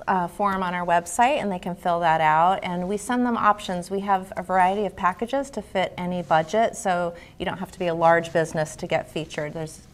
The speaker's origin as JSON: {"language": "English", "region": "Connecticut", "country": "United States", "tie": "born or raised there", "also_born_or_lived": "Vermont / Colorado / Utah", "said": "I grew up in Connecticut, and then after high school I moved away to Vermont, Colorado, and Utah, and then I came back to Connecticut because I love it so much."}